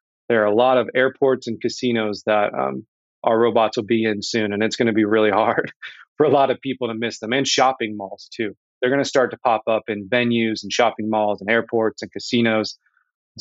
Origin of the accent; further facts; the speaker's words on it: Indianapolis, Indiana, United States; I am from Indianapolis, born and raised